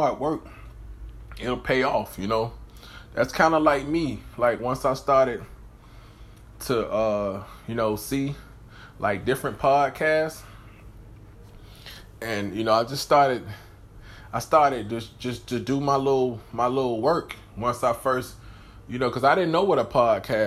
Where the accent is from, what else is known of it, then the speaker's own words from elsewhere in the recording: Atlanta, Georgia, United States; I'm from the South, I'm from Atlanta